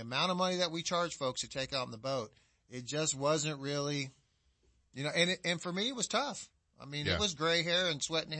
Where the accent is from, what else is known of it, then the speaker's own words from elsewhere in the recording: the South, United States; accent: southern; And you can start to hear my southern accent come out